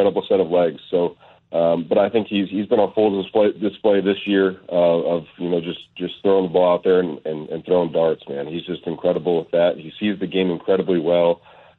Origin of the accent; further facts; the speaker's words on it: Arizona, United States; I'm from Arizona